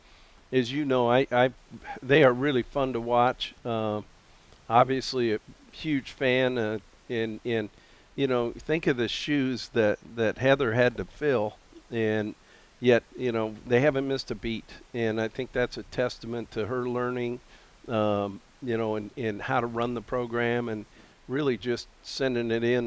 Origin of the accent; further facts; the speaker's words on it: Missoula, Montana, United States; moved away; my hometown of Missoula, Montana